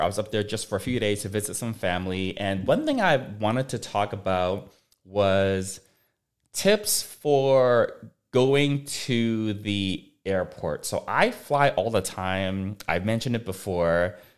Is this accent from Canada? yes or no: yes; Vancouver, British Columbia, Canada; now in Los Angeles, United States; I grew up in Vancouver